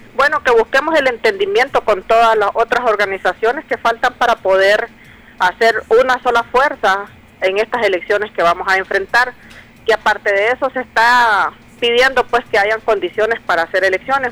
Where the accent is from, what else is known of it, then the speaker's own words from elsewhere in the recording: Nicaragua; todos nosotros como nicaragüenses ansiamos